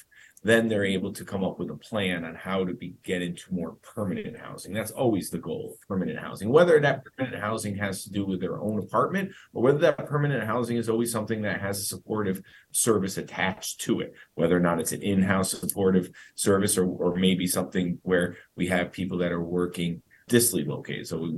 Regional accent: Schenectady, New York, United States; I grew up in Schenectady, New York

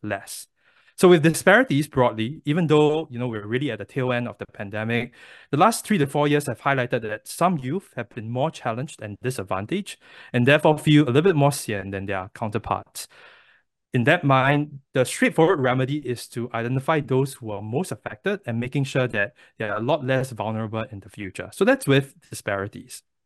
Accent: Singapore; moved away as an adult; now in United States; I was born and raised in Singapore

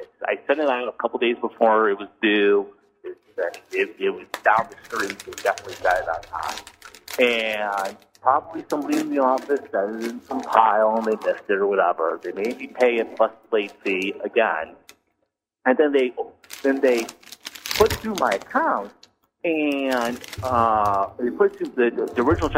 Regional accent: Cleveland, Ohio, United States; also born or lived in Pittsburgh; so I live in Cleveland right now, I grew up in Cleveland, but I lived in Pittsburgh for a while when I was younger

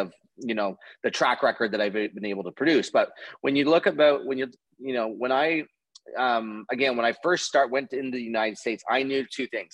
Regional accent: Canada; being a Canadian

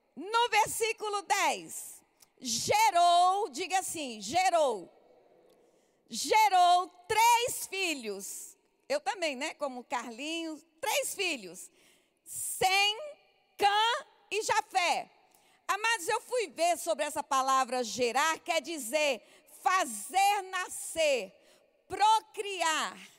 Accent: São Paulo, Brazil; also born or lived in Fortaleza, Ceará, Brazil; eu sou de Fortaleza. Mas aos nove anos de idade fui parar em São Paulo. E, amado, já estou com 58 anos

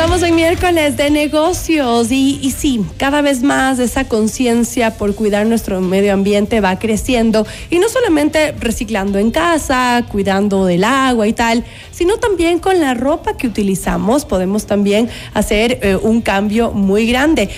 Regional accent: Ecuador; nos ha representado de una manera increíble a los ecuatorianos

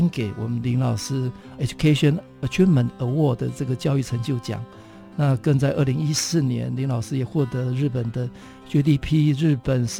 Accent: Taitung County, Taiwan; 因为我是台东人，

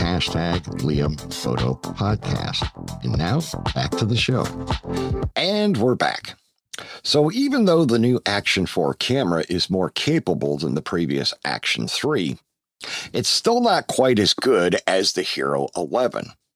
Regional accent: Pennsylvania, United States; moved away as an adult; also born or lived in Georgia; now in Roxboro, United States; my home state of Pennsylvania

